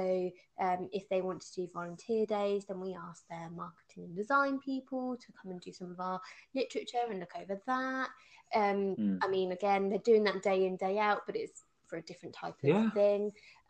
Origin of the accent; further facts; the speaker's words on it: United Kingdom; I mean, being very British, I don't like talking about my achievements.